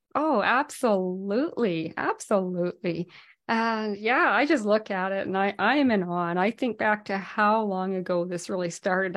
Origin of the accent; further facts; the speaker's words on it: Whitehorse, Yukon, Canada; moved away; I'm from the Yukon originally, um, from Whitehorse, and we had a little arcade there